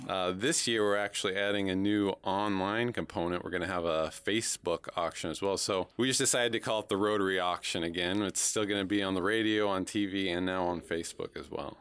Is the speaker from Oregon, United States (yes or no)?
yes; Oregon, United States; now in Houlton, United States; I actually grew up in Oregon on the other side of the country